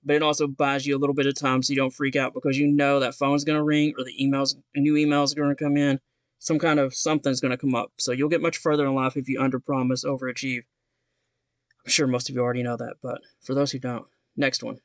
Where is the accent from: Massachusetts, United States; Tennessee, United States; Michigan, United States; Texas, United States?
Tennessee, United States; Knoxville